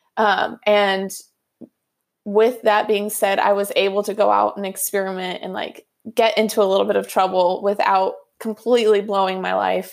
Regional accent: outside of Sacramento, California, United States; also born or lived in Hawaii / Florida; this is where I grew up

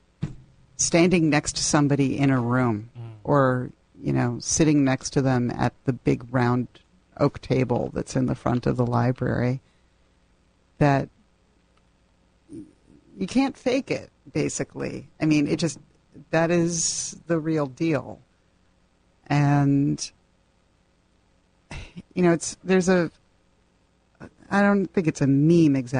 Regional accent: New Haven, Connecticut, United States; I'm from New Haven

